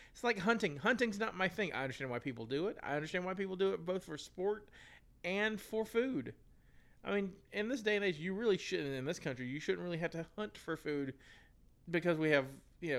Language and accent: English; United States; I am American